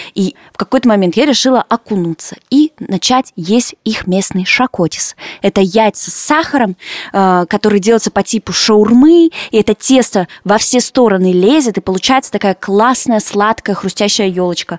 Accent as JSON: {"language": "Russian", "town": "Yekaterinburg", "region": "Sverdlovsk Oblast", "country": "Russia", "tie": "born or raised there", "moved": "as an adult", "lives_now": "Lithuania", "said": "в своем родном Екатеринбурге"}